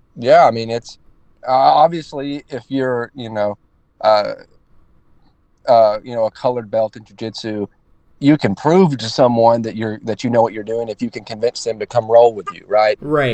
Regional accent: Northeast Alabama, United States; now in Daytona Beach, United States; I'm from I'm from Northeast Alabama. Like I said, I train in Daytona Beach, but I'm from just absolute rural Alabama.

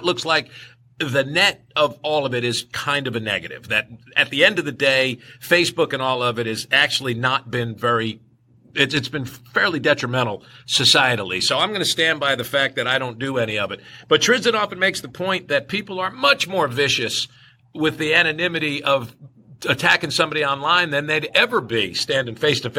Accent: North Carolina, United States; also born or lived in New York, United States; But wait a minute, I grew up in North Carolina, whatever.

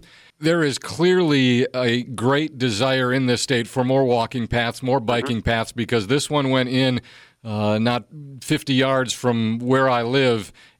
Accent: Jacksonville, Florida, United States; My least favorite things about my hometown, or where I work at least, Jacksonville

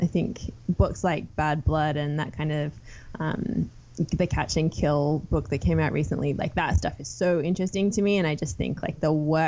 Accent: Sydney, New South Wales, Australia; moved away as an adult; I grew up in Sydney, one of four kids. I left Australia after finishing university

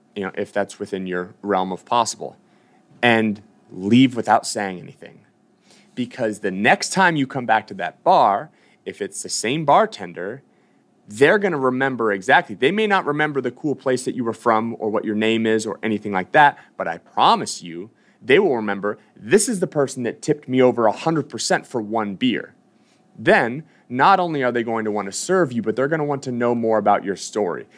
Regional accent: Boston, Massachusetts, United States; moved away; I'm from Boston. I used to train at Reebok CrossFit One.

